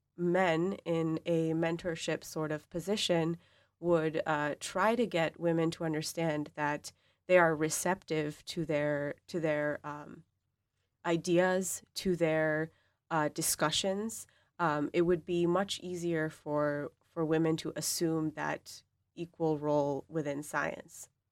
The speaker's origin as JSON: {"language": "English", "country": "Pakistan", "also_born_or_lived": "Boston", "moved": "yes", "lives_now": "East Lansing, United States", "said": "I'm from Pakistan"}